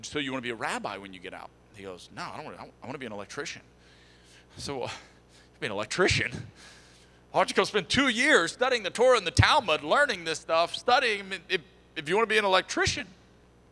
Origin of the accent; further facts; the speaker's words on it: Texas, United States; we're from Texas